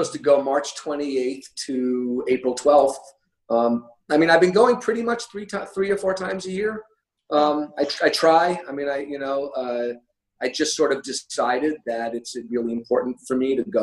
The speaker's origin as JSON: {"language": "English", "country": "United States", "first_language": "English", "moved": "yes", "lives_now": "Japan", "said": "I'm an American"}